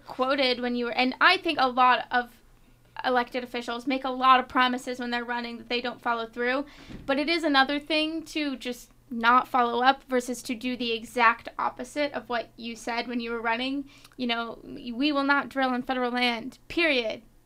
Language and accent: English; Florida, United States; moved away; my home state of Florida